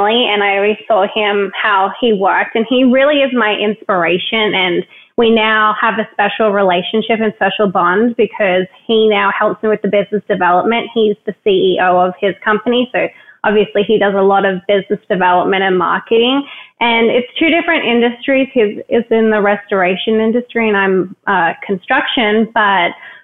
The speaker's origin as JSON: {"language": "English", "country": "Australia", "tie": "born or raised there", "moved": "as an adult", "said": "I loved growing up in Australia"}